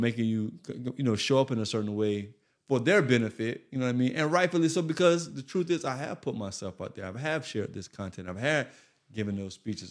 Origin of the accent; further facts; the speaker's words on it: Florida, United States; moved away as an adult; also born or lived in Bermuda; now in Atlanta, United States; I live in Atlanta. I'm from Florida